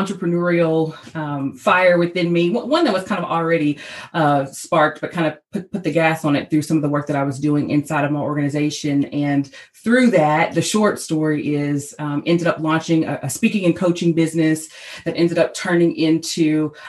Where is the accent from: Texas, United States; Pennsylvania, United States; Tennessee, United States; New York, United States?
Tennessee, United States; Nashville; I'm from Nashville, Tennessee, and I'm standing in my home office right here in Nashville today